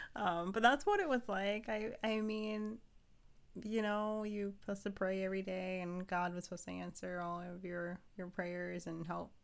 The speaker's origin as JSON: {"language": "English", "region": "Ohio", "country": "United States", "moved": "yes", "lives_now": "Pennsylvania, United States", "said": "I'm originally from Ohio. So after we left Ohio, moved here to Pennsylvania"}